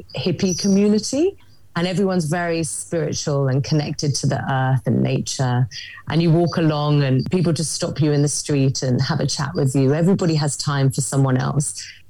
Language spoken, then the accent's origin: English; London, United Kingdom; also born or lived in Sydney, Australia; now in Byron Bay, Australia; I live in Byron Bay in Australia. I'm actually originally from London, in case you can't tell by my accent. So Byron Bay is a small hippie town on the very eastern coast of Australia.